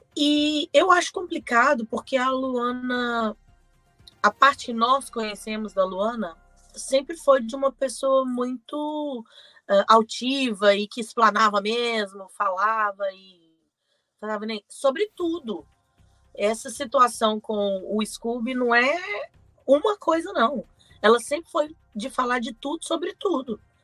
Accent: Belo Horizonte, Minas Gerais, Brazil; eu sou de Belo Horizonte

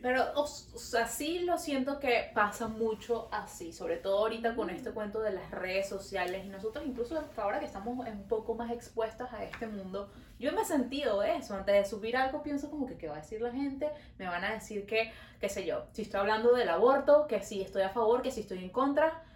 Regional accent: Venezuela; now in Montreal, Canada; Nosotros somos dos amigas venezolanas viviendo en Montreal.

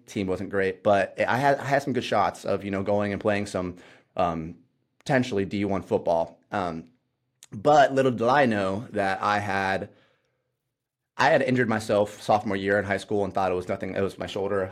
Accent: Ohio, United States; moved away as an adult; now in Indiana, United States; I moved out here to Indiana 'cause I grew up in Ohio

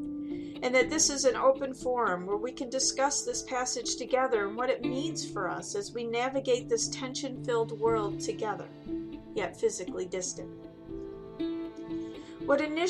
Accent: Michigan, United States; as a good Michigander

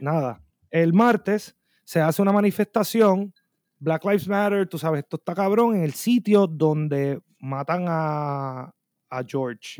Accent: Bayamón, Puerto Rico; now in Minneapolis, United States; yo vengo de Puerto Rico

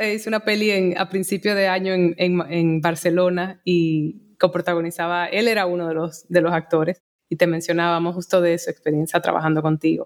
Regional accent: Santo Domingo, Dominican Republic; moved away as an adult; also born or lived in Elizabeth, New Jersey, United States / New York, United States; yo llegué a Santo Domingo con dos años, me crié en Santo Domingo

